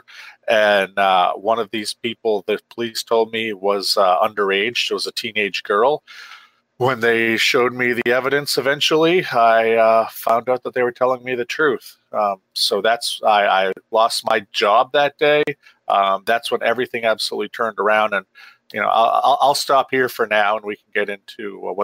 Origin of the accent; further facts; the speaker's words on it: Maine, United States; I rose up in the ranks of journalism in Maine